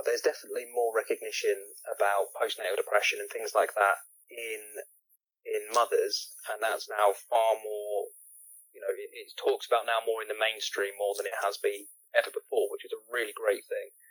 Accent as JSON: {"language": "English", "country": "United Kingdom", "said": "we're supposed to have that stiff upper lip and be stoic, and we don't feel emotions because we're British"}